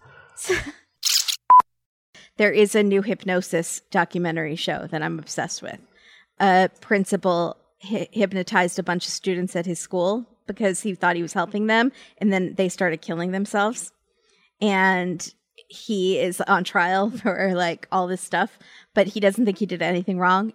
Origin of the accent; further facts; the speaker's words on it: Virginia, United States; I grew up in Virginia